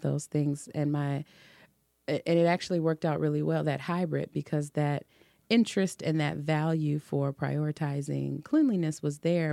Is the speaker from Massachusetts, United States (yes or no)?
no; Detroit, Michigan, United States; also born or lived in Oak Park; I was born and raised in Detroit